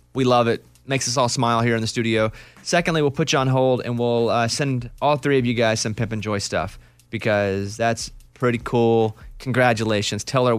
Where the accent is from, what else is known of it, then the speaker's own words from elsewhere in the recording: Arkansas, United States; You're probably from like a part of the country like me where I grew up in Arkansas. And not only were we extremely poor, right?